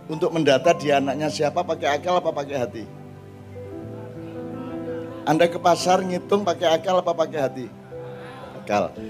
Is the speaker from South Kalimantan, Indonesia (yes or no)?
no; East Java, Indonesia; harus punya cita-cita sebagai orang Madura secara keseluruhan, tidak hanya pribadi-pribadi. Dulu kita punya Basrah, kita sekarang tidak punya.